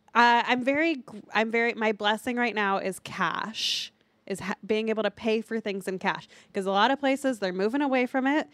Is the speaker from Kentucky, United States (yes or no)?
yes; Kentucky, United States; I'm from Kentucky